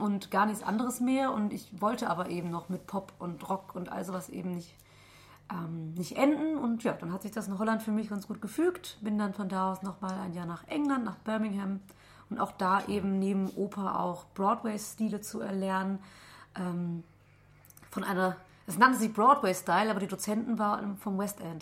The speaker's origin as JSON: {"language": "German", "area": "Heinsberg district", "region": "North Rhine-Westphalia", "country": "Germany"}